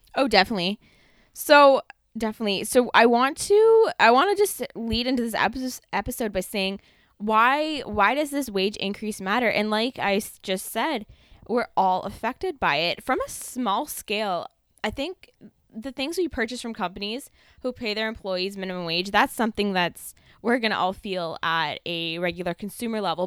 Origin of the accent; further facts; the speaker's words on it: Ontario, Canada; Trevor and I just happen to be from Ontario